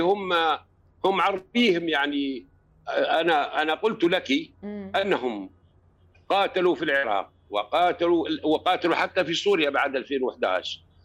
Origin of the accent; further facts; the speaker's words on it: Tripoli, Tripoli District, Libya; عندنا في طرابلس